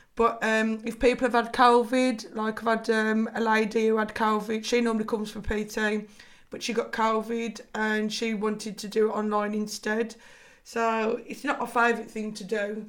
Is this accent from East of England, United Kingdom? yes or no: no; Liverpool, North West England, United Kingdom; accent: Scouse; my Scouse accent.